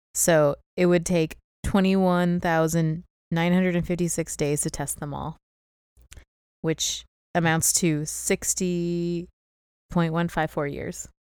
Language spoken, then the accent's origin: English; St. Louis, Missouri, United States; accent: Southern; I'm from Saint Louis, not, like, Louisiana